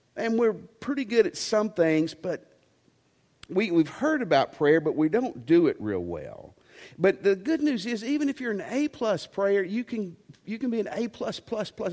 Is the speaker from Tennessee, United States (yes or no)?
yes; Tennessee, United States; I'm from Tennessee